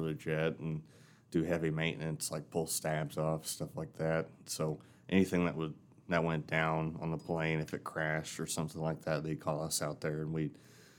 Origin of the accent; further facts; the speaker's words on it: Knoxville, Tennessee, United States; Well, so I'm from Knoxville, Tennessee. So, and my dad had his own mechanic shop down there.